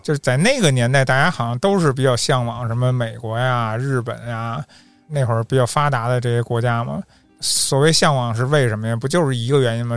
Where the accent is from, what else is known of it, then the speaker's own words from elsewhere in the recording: Beijing, China; 我从北方，我， 我是北京人